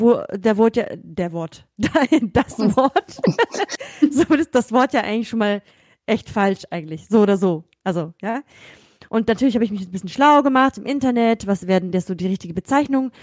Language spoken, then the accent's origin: German; Germany; also born or lived in Kazakhstan; bin in Kasachstan geboren und in Deutschland aufgewachsen